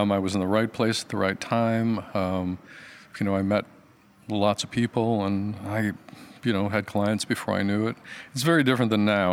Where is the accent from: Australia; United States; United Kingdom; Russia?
United States; Michigan; moved away as an adult; now in Portland, United States; I'm from Michigan.